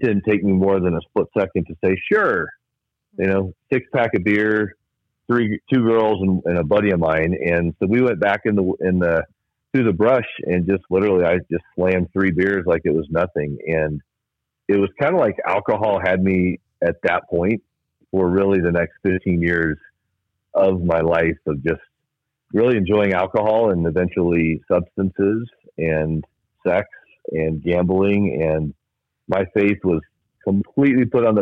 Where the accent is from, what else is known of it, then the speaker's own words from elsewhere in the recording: Fort Worth, Texas, United States; I grew up in Fort Wayne, Indiana, and I loved it there. My cousins were down the street from me. My grandparents were close by, and just I was that goofy, funny, silly, glasses-wearing kid. And when I was 9, we moved to Fort Worth, Texas